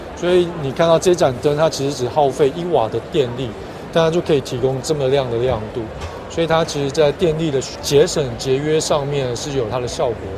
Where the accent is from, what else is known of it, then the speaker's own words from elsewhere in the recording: Taiwan; 我来自台湾